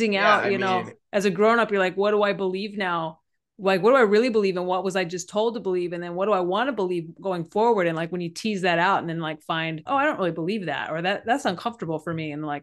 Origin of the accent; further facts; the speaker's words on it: Texas, United States; I know we grew up in Texas, but the bar is a little low.